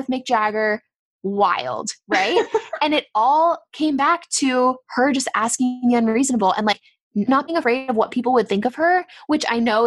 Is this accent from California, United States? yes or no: yes; San Diego, California, United States; we are from San Diego